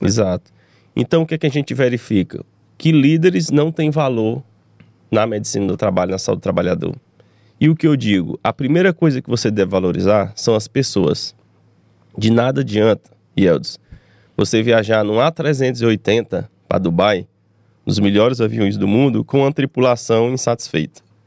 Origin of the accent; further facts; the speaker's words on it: Teresina, Piauí, Brazil; also born or lived in Belo Horizonte, Minas Gerais; Nasci aqui em Teresina